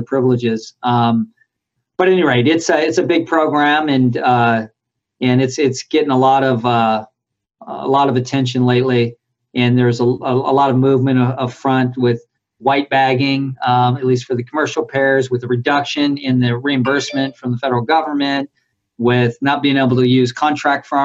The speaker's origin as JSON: {"language": "English", "area": "South Bay", "region": "California", "country": "United States", "tie": "born or raised there", "said": "I grew up in the South Bay"}